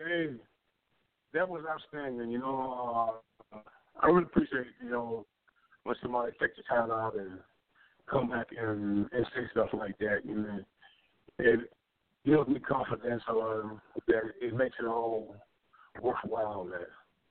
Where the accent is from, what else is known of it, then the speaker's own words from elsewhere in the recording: Baltimore, Maryland, United States; Willie Aikens was my childhood hero growing up in Baltimore, Maryland.